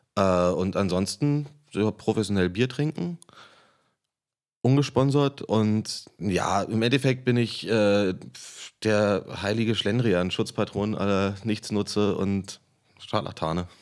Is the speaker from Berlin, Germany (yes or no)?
yes; Berlin, Germany; Ich bin born and raised. Ich bin im Krankenhaus Köpenick geboren und wohne hier hm. seit 30 Jahren